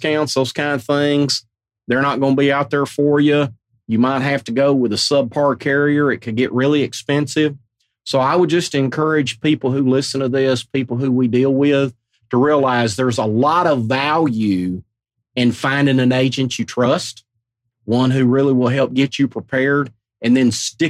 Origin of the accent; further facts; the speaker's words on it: Arkansas, United States; moved away as an adult; also born or lived in Nashville, Tennessee; now in Mount Juliet, United States; born and bred in Arkansas